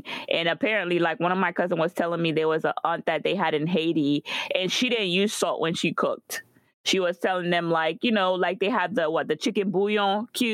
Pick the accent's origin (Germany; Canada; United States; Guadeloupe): Guadeloupe; moved away; growing up in Guadeloupe